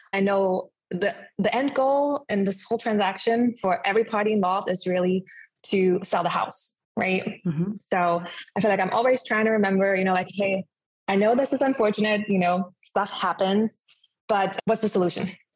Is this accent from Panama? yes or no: no; Germany; moved away as an adult; also born or lived in Clearwater Beach, Florida; now in Clearwater, United States; I am originally from Germany, but I did decide to move to the United States at age of 20